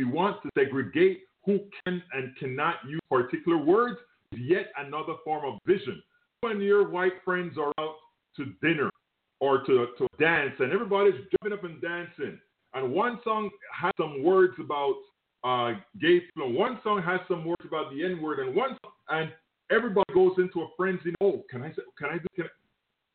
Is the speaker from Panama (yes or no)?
yes; Panama; now in United States; Look, I am from Panama. Yes, I'm not from the United States of America.